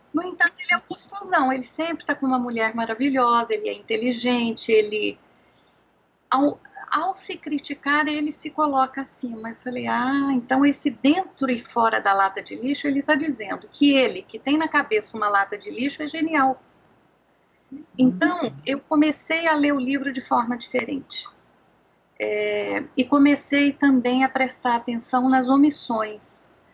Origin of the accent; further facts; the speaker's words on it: Anápolis, Goiás, Brazil; eu sou uma goiana, nasci em Anápolis, numa cidade aqui perto de Brasília